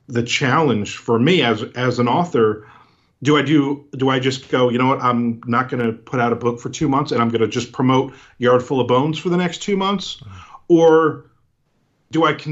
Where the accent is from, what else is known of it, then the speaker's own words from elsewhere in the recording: New Jersey, United States; now in Florida, United States; I'm originally from New Jersey and I live in Florida now